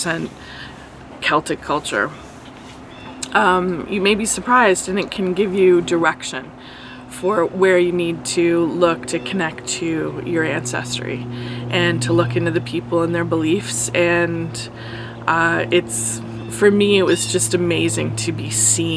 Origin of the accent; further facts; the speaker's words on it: Canada; identity as a Canadian